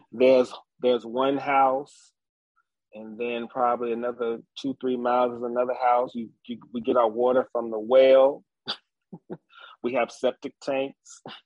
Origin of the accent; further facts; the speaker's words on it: Nelson County, Virginia, United States; So I grew up in uh, the country. I am from Nelson County, Virginia. Um, I was born at at my grandfather's house